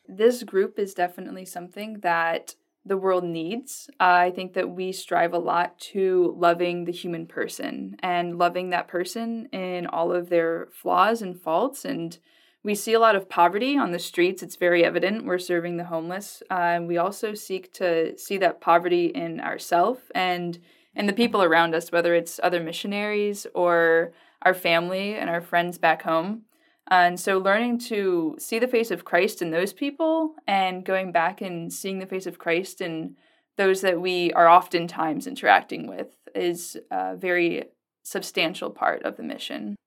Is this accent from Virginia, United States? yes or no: yes; Virginia, United States; now in Lincoln, Nebraska, United States; I come from the East Coast. I'm from Virginia